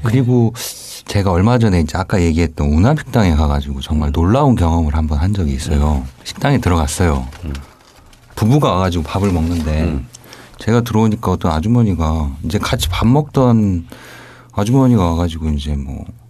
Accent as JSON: {"language": "Korean", "area": "Jeonju / Gunsan", "region": "North Jeolla", "country": "South Korea", "tie": "born or raised there", "said": "저는 전주나 이제 군산 쪽이 제 네. 고향이고 이제 본래 네. 살고 있는 곳이니까"}